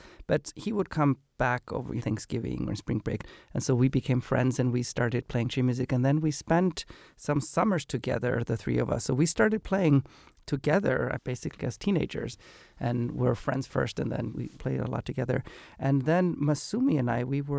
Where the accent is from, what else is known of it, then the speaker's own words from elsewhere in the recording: Iceland; moved away as an adult; now in United States; So I grew up in Iceland and then I moved to America for college